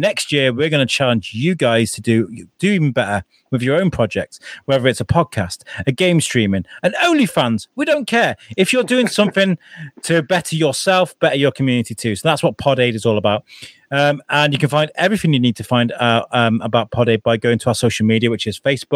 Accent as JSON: {"language": "English", "town": "Wrexham", "region": "Wales", "country": "United Kingdom", "tie": "born or raised there", "said": "the town I grew up in North Wales, in Wrexham"}